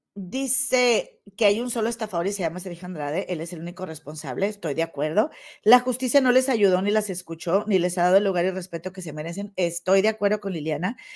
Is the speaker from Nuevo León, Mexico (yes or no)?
yes; Monterrey, Nuevo León, Mexico; allá de mi tierra, de Monterrey